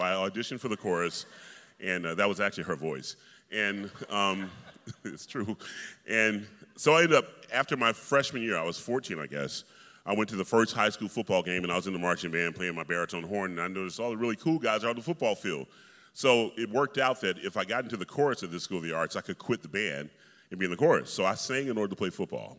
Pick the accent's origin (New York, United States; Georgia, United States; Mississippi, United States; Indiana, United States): Georgia, United States; Atlanta; I grew up in Atlanta, Georgia, and you know, when you're from the South